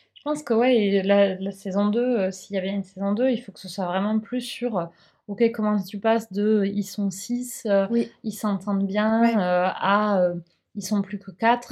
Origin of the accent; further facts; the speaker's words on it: France; on est français